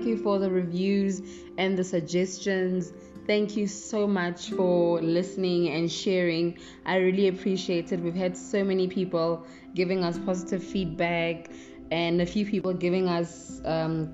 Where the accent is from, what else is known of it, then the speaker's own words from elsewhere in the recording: South Africa; we are South African